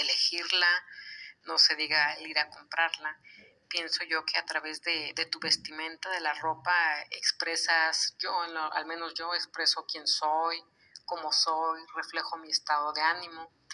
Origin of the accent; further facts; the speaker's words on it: Guadalajara, Jalisco, Mexico; la hermosísima ciudad de Guadalajara, Jalisco, mi ciudad natal